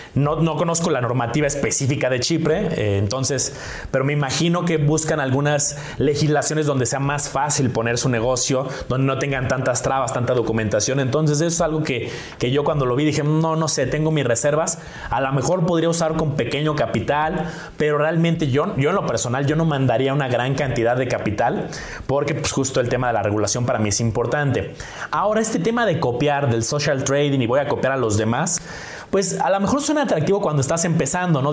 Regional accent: Mexico; nosotros como mexicanos

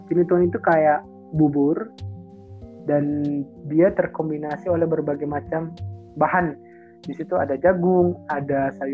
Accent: Manado, North Sulawesi, Indonesia; Sangat recommended banget kalau kamu datang ke daerah saya itu mencoba dabu-dabu atau sambal, sambal sambalnya Manado. Itu kan dabu-dabu itu sambal Manado.

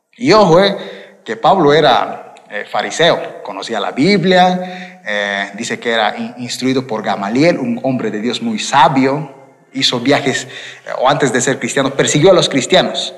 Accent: Quillacollo, Cochabamba, Bolivia; also born or lived in Vinto; Yo nací en Quillacollo, es decir, aquí, o sea que vivo en Cochabamba, pero vivía en Vinto

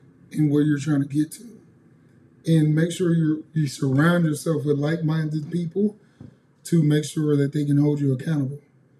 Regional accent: Nigeria; I'm a Nigerian.

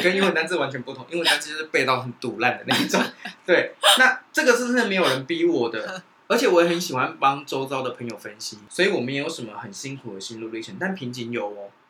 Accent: Taiwan; 其实我觉得生在台湾很幸福欸

